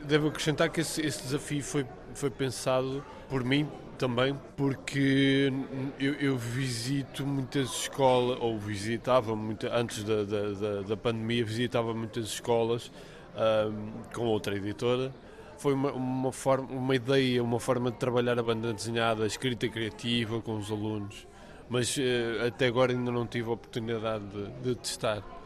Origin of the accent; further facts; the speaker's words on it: Amarante, Norte, Portugal; a minha terra, com a minha cidade, que é Amarante